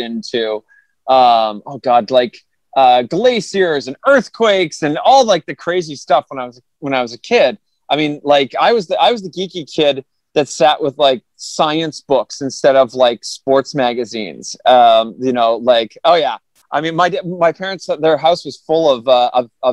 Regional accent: Toronto, Ontario, Canada; I grew up in Toronto, Ontario, Canada.

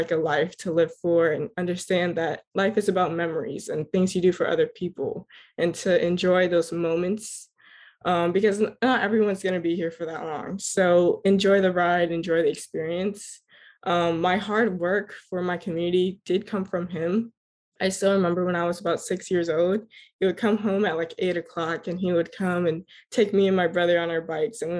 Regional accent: Miramar, Florida, United States; Um, I was born and raised in Miramar, Florida, to two fabulous and hardworking Grenadian parents. My upbringing was surrounded by Caribbean culture because of my parents.

